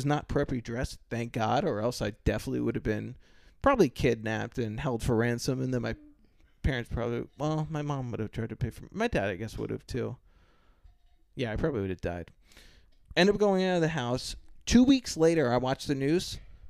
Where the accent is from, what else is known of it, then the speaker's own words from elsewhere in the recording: East Coast, United States; moved away; But I am from the East Coast.